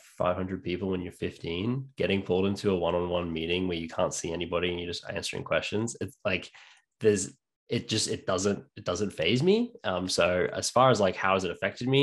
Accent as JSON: {"language": "English", "region": "New South Wales", "country": "Australia", "tie": "born or raised there", "also_born_or_lived": "North Queensland, Australia / England / Canada", "moved": "as an adult", "said": "I'm born and bred in Australia. I lived there until I was six in North Queensland."}